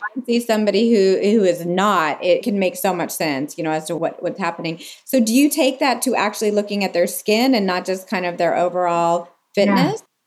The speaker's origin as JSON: {"language": "English", "region": "California", "country": "United States", "tie": "born or raised there", "said": "being born and raised in California"}